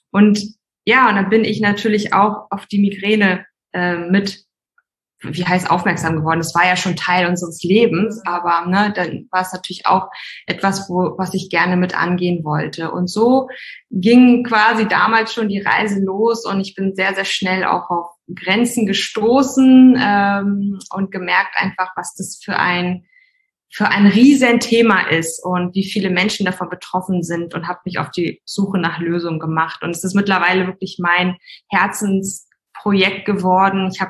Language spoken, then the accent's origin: German; Hamburg, Germany; Also genau … ich komme ursprünglich aus Hamburg.